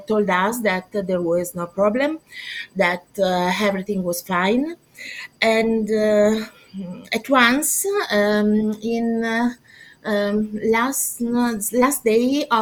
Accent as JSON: {"language": "English", "area": "near Milan", "region": "Lombardy", "country": "Italy", "tie": "born or raised there", "said": "I am from Italy. I'm Italian, born next to Milan, and I live next to Milan."}